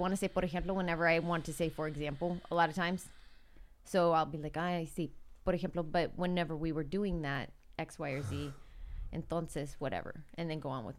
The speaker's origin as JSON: {"language": "English", "town": "Atascadero", "region": "California", "country": "United States", "tie": "born or raised there", "also_born_or_lived": "Kansas City, Missouri", "moved": "yes", "said": "in some respects, I grew up in Atascadero"}